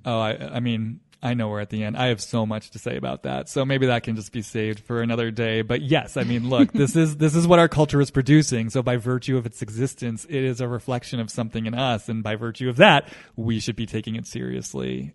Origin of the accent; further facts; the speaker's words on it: East Coast, United States; now in Los Angeles, United States; I grew up on the East Coast. I live in Los Angeles